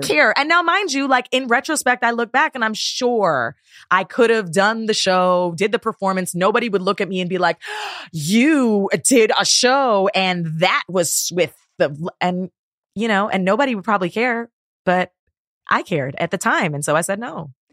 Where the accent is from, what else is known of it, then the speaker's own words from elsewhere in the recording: Toronto, Ontario, Canada; moved away; also born or lived in Guyana (heritage); where I'm from in Toronto